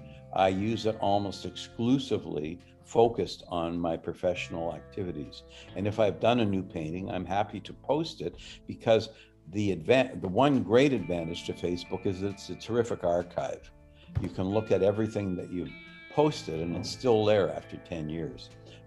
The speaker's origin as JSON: {"language": "English", "country": "Canada", "said": "the good things and the bad things about life professionally as a Canadian contemporary artist."}